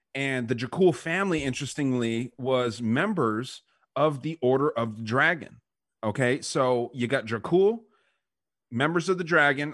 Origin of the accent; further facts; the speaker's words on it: United States; us as American heterosexual men